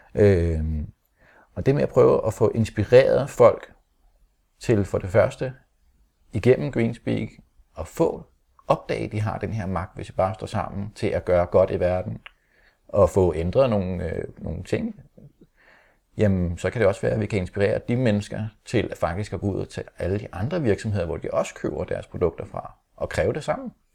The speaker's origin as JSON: {"language": "Danish", "town": "Holte", "region": "Capital Region of Denmark", "country": "Denmark", "tie": "born or raised there", "said": "vi er opvokset i Holte"}